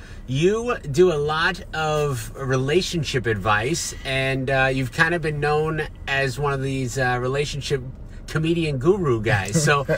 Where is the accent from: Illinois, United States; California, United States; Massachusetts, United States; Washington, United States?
Massachusetts, United States; Boston; moved away; I'm from Boston